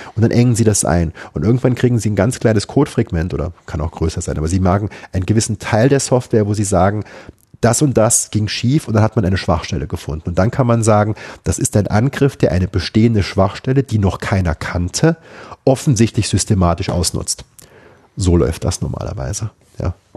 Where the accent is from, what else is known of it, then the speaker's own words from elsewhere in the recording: Saarbrücken, Saarland, Germany; Ich bin in Saarbrücken groß geworden